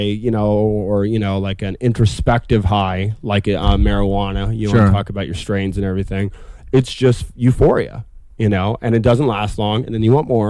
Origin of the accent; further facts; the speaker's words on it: Boise, Idaho, United States; moved away as an adult; also born or lived in New York City; I grew up in Boise